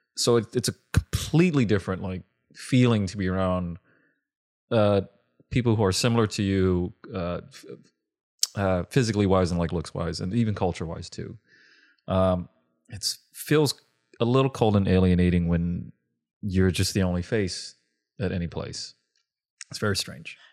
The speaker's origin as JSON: {"language": "English", "town": "Long Beach", "region": "California", "country": "United States", "tie": "born or raised there", "said": "I grew up in Long Beach"}